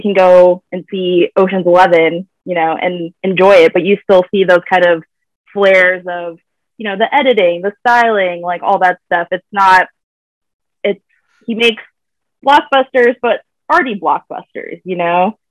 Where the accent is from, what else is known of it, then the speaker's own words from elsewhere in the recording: Virginia, United States; I'm from Virginia. Uh, that's where I currently am right now.